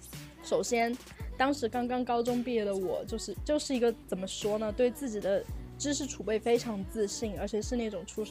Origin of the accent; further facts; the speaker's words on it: China; 你在中国你要遵守我们中国人的规矩，OK？